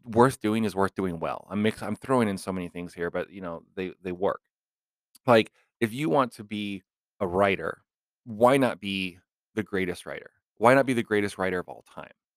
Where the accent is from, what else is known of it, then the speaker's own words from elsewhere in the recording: Los Angeles, California, United States; I actually grew up in the L A area.